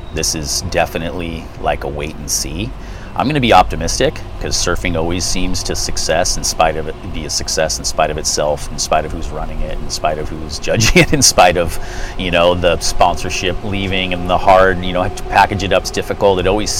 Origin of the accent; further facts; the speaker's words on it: Santa Cruz, California, United States; I grew up in Santa Cruz and it was paradise as a kid. I grew up in Pleasure Point.